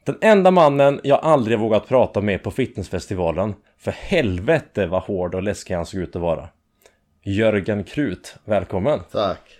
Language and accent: Swedish; Skogås, Stockholm County, Sweden; Skogås, söder om Stockholm.